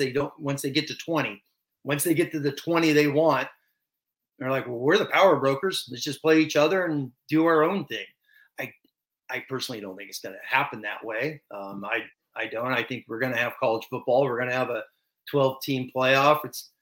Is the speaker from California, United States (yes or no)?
yes; Long Beach, California, United States; I'm born and raised in Long Beach, California. I'm a SoCal guy.